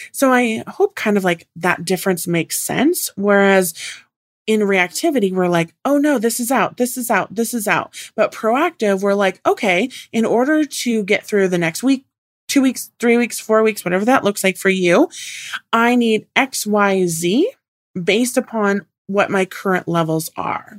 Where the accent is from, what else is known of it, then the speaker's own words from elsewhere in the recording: Puget Sound, Washington, United States; I grew up in Washington on the Puget Sound.